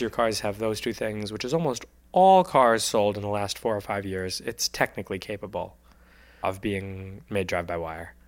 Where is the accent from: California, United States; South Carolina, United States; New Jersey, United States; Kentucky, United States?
New Jersey, United States; I'm from New Jersey.